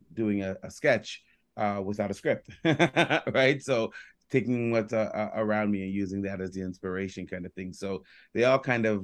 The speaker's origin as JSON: {"language": "English", "town": "Toronto", "region": "Ontario", "country": "Canada", "tie": "born or raised there", "also_born_or_lived": "Jamaica"}